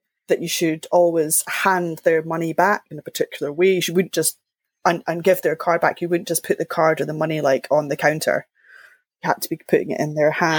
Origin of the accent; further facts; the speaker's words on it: Linlithgow, Scotland, United Kingdom; I grew up in Linlithgow, just outside Edinburgh.